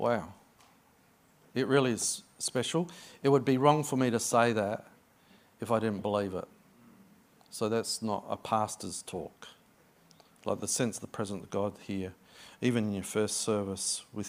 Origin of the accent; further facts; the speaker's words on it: Adelaide, South Australia, Australia; moved away as an adult; now in Sydney, Australia; This is my hometown. I was born in Adelaide. I grew up in Adelaide, not far from you guys. And I moved to Sydney